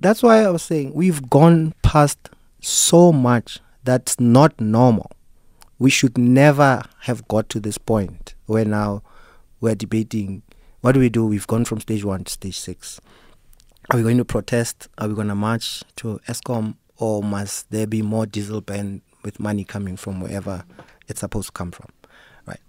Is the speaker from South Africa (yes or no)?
yes; Free State, South Africa; I come from the Free State